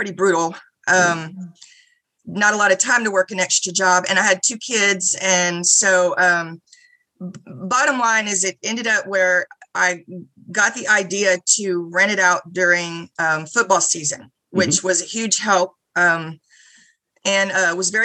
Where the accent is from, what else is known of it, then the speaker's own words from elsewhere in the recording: Houston, Texas, United States; moved away as an adult; now in College Station, United States; I grew up in Houston, went to A&M back in the mid-80s.